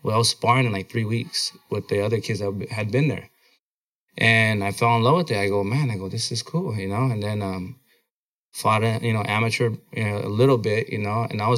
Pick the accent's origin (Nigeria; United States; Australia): United States; Blythe, California; born or raised there; moved away as an adult; also born or lived in Oxnard, California